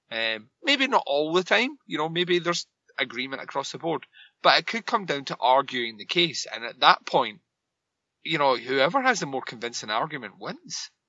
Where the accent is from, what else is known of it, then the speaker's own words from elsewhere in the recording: Scotland, United Kingdom; I'm Scottish.